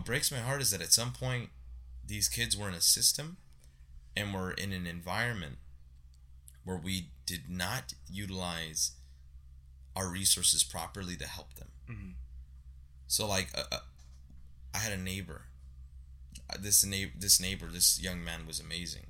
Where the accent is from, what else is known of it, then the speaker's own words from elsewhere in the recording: Santa Ana, California, United States; I grew up on Civic Center and Rate